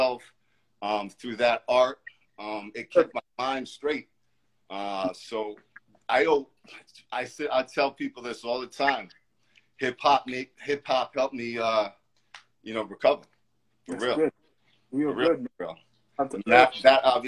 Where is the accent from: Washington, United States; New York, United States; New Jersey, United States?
New York, United States; moved away; I'm originally from New York